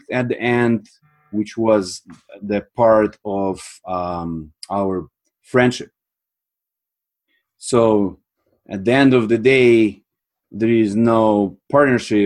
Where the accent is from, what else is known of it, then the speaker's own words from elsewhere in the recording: Moldova; moved away as an adult; also born or lived in Sweden; now in Canada; I'm from Republic of Moldova.